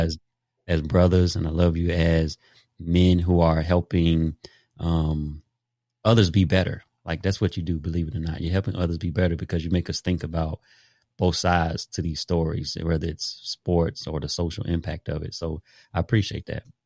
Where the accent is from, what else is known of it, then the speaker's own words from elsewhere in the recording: Daytona Beach, Florida, United States; I grew up in Daytona Beach, Jackie Robinson Stadium, five minutes from my house.